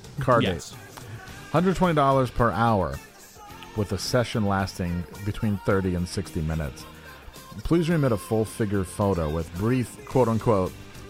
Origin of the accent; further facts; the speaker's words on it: Glens Falls, New York, United States; This is from my hometown. Looking for I have to do it in Glens Falls